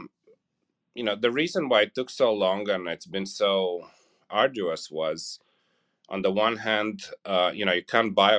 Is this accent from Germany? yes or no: no; Romania; moved away as an adult; also born or lived in California; now in Indiana, United States; I grew up in Romania and Eastern Europe.